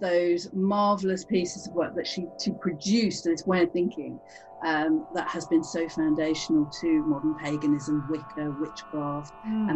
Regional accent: Cheltenham, South West England, United Kingdom; I grew up in Cheltenham, and we have fabulous secondhand bookshops

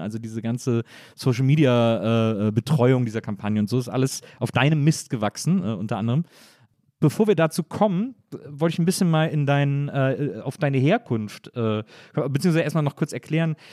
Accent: Wesseling, North Rhine-Westphalia, Germany; also born or lived in Bonn; ich bin ja äh, in Wesseling groß geworden

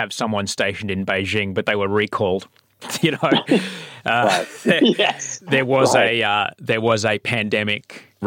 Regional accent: Adelaide, South Australia, Australia; now in Sydney, Australia; growing up in Adelaide, you know, there was the Italian part, there was the Greek part

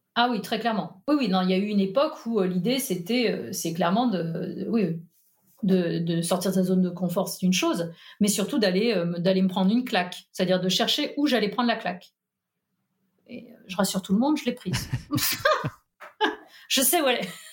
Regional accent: Nantes, Pays de la Loire, France; also born or lived in Paris; now in Allier, France; Je suis née à Nantes

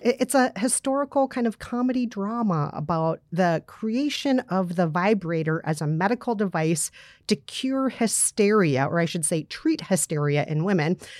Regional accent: Minnesota, United States; I grew up in Minnesota, and tornado drills were a daily thing in school growing up in the springtime

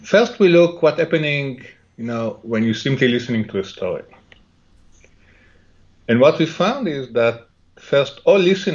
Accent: Jerusalem, Jerusalem District, Israel; English is a second language; moved away; I grew up in Jerusalem, in Israel

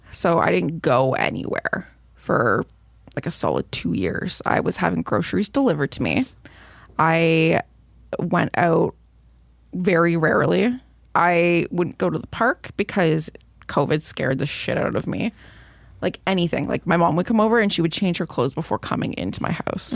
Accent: Belleville, Ontario, Canada; my hometown

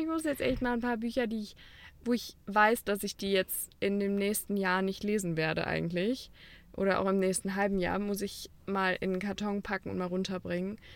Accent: Cologne, North Rhine-Westphalia, Germany; als Kölner

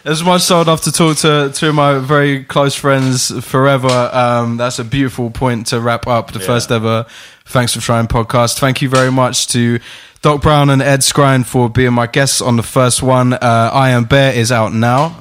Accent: England, United Kingdom; I'm just from England

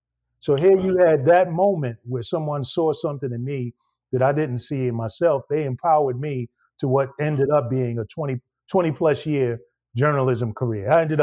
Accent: Brooklyn, New York, United States; moved away; So I'm born and raised in Brooklyn, New York, one of the most diverse places where you got all kinds of flavor going on within the African diaspora, right?

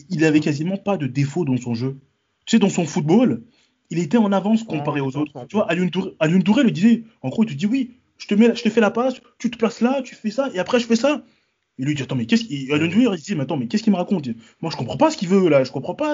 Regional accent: Paris, Île-de-France, France; je suis parisien depuis mes 8 ans, depuis 98

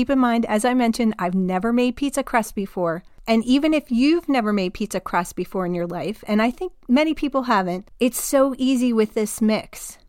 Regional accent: New Jersey, United States; I grew up in New Jersey, the land of pizza parlors on every corner.

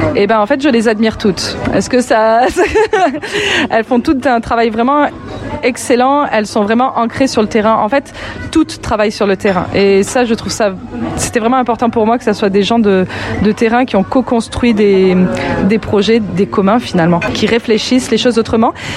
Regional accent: France; moved away as an adult; also born or lived in Lyon, France; now in Quebec, Canada; je suis française d'origine

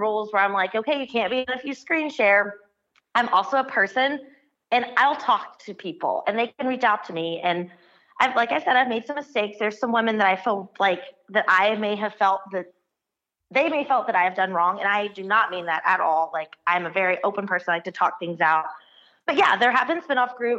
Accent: Abingdon, Virginia, United States; I grew up in Virginia. I'm from Abingdon, Virginia.

